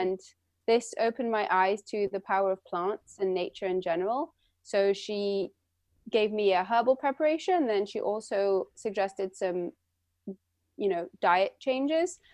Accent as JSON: {"language": "English", "region": "London", "country": "United Kingdom", "tie": "born or raised there", "moved": "yes", "lives_now": "Santa Cruz, United States", "said": "I was born and raised in London, and my mother's French and my father's American"}